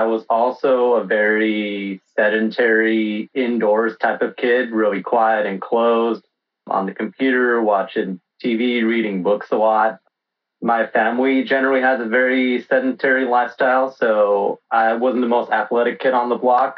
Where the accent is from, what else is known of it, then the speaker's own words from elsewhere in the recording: Los Angeles, California, United States; that's where I'm in right now, and born and raised